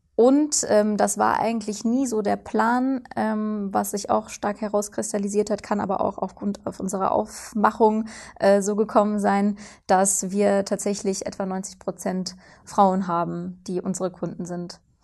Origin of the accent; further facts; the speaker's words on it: Cologne, North Rhine-Westphalia, Germany; moved away; Ich komme ursprünglich aus Köln